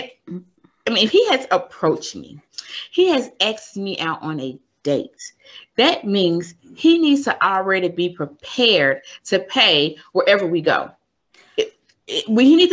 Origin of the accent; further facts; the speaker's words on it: Memphis, Tennessee, United States; moved away as an adult; now in Maryland, United States; I am originally from Memphis, Tennessee. I currently live in Maryland.